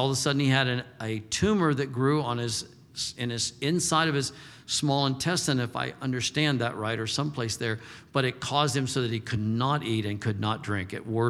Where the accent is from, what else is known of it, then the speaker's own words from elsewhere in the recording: Texas, United States; I says, I'm from Texas, and it's not weird to hunt.